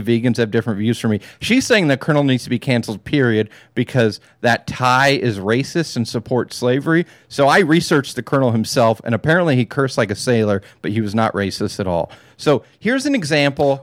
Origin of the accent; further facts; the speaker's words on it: California, United States; I'm a Californian